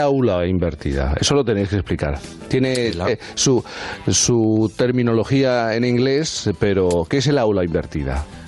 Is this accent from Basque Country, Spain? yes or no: no; Cádiz, Andalusia, Spain; Los Barrios, en Cádiz, en mi tierra